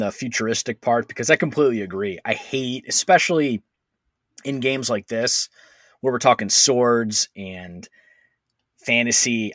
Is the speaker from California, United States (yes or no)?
no; Cleveland, Ohio, United States; I grew up in Cleveland